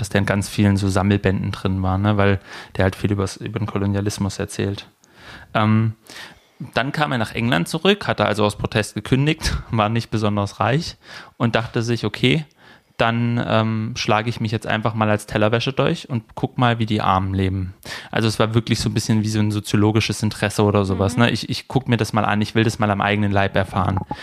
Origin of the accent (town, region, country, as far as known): Leinbach / Neckar area, Baden-Württemberg, Germany; born or raised there